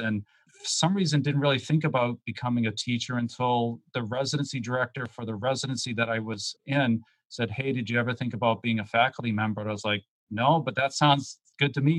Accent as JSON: {"language": "English", "region": "Massachusetts", "country": "United States", "tie": "born or raised there", "said": "I grew up in Massachusetts."}